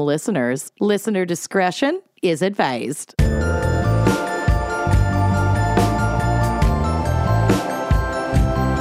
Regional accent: Minnesota, United States; accent: Minnesotan

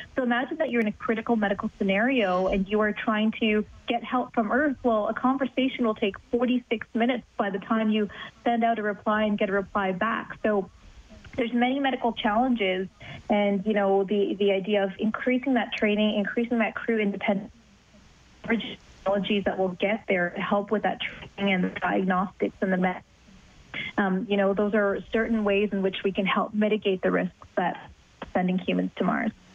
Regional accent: Canada; I'm Canadian

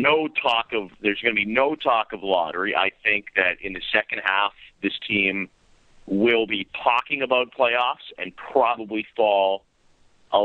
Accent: the West, Western Canada, Canada; now in Toronto, Canada; I grew up in the West

